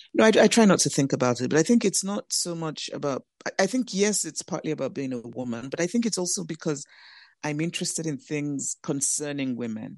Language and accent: English; Nigeria; also born or lived in United States; I'm Nigerian, I have two homes, I live in Nigeria, I also live in the U S